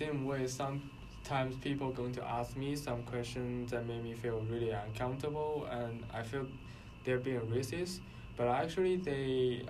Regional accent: China; moved away as an adult; now in United States; I'm a Chinese

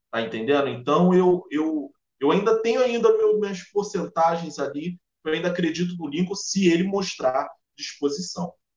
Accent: Nilópolis, Rio de Janeiro, Brazil; moved away as an adult; also born or lived in Anchieta, Rio de Janeiro; now in Rio de Janeiro, Brazil; eu sou nascido e criado em Nilópolis, mas hoje eu sou morador de Anchieta

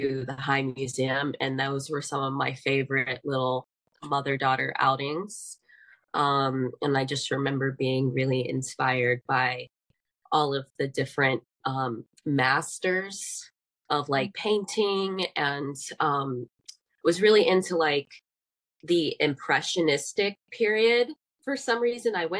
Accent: Atlanta, Georgia, United States; also born or lived in Decatur, Georgia; I grew up in Atlanta

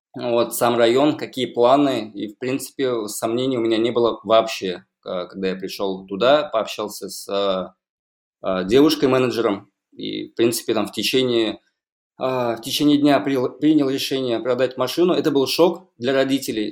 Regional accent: Kazan, Tatarstan, Russia; я родился в Казани. Где-то, наверное, лет до 10 прожил на Достоевского.

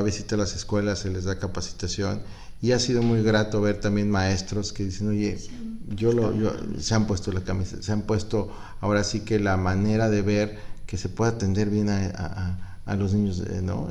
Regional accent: Guanajuato, Mexico; now in Acapulco, Mexico; vengo de Guanajuato

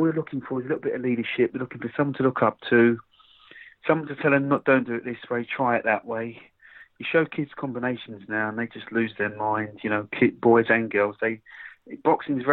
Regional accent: Croydon, London, United Kingdom; Croydon is my hometown.

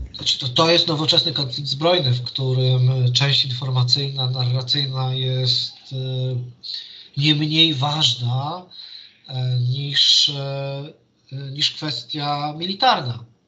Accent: Warsaw, Masovian Voivodeship, Poland; ja jestem z Warszawy

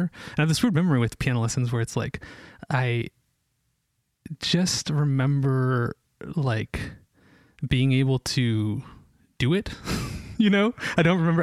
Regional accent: Ashland, Oregon, United States; moved away as an adult; also born or lived in Israel / Bend, Oregon / Portland, Oregon; I grew up in Ashland I was actually born in Israel but uh, grew up in Ashland

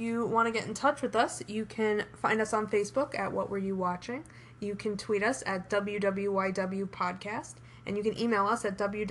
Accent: New York, United States

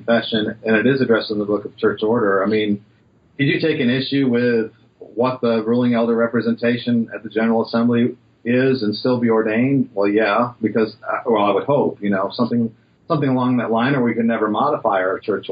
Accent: Western Michigan, United States; growing up in Western Michigan

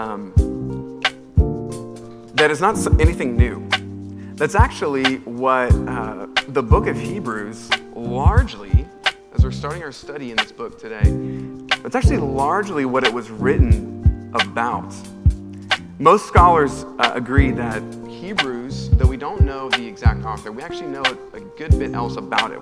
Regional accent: United States; as an American

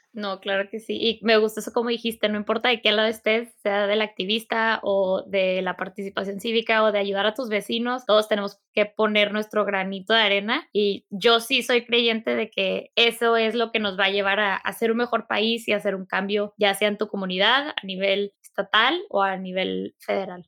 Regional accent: Mexico; Así somos los mexicanos

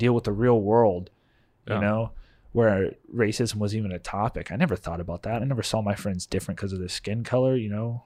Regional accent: United States; as an American

